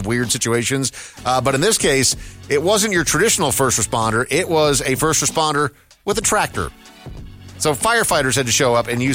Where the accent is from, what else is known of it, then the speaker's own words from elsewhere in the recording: Minnesota, United States; moved away; I grew up in Minnesota